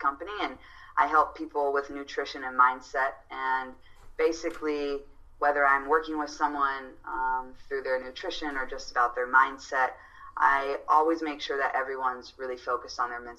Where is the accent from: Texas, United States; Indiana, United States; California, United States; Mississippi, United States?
Indiana, United States; I was born and raised in Indiana.